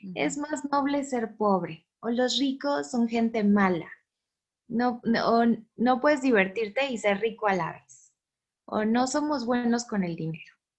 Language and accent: Spanish; Mexico